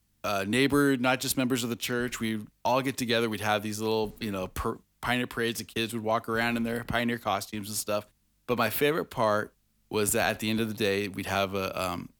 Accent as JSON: {"language": "English", "region": "Northern California", "country": "United States", "tie": "born or raised there", "said": "I grew up in Northern California"}